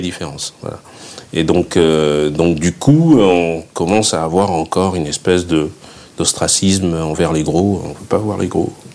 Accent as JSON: {"language": "French", "town": "Fréjus", "region": "Provence-Alpes-Côte d'Azur", "country": "France", "tie": "born or raised there", "also_born_or_lived": "Saint-Raphaël", "moved": "yes", "lives_now": "Paris, France", "said": "la Côte d'Azur, je viens de Fréjus. Je suis né à Saint-Raphaël, j'ai vécu à Fréjus."}